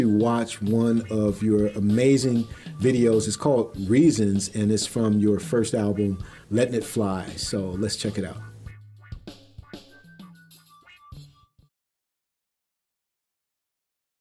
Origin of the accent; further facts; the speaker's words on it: Youngstown, Ohio, United States; my hometown, Youngstown